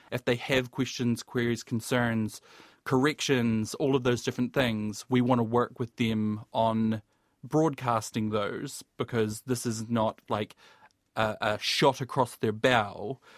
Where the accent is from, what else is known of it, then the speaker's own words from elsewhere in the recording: Southland, New Zealand; accent: southern; picking up the phone and hearing my thick southern accent probably was a bit reassuring